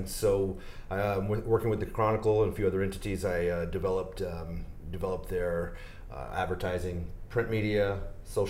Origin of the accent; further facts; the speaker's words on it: Houston, Texas, United States; Born and raised in Houston